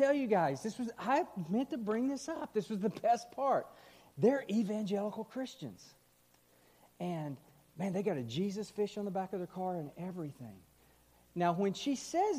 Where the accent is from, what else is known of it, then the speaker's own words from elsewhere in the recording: Texas, United States; also born or lived in Missouri / St. Louis; now in Kansas City, United States; I grew up in Texas.